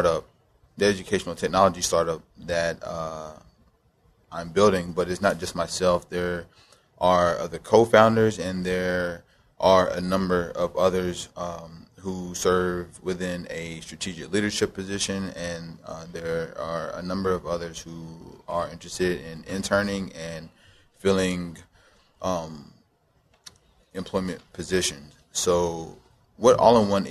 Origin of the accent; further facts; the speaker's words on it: Knoxville, Tennessee, United States; also born or lived in Nuremberg, Germany; I was born in Nuremberg, Germany. I was raised in Knoxville, Tennessee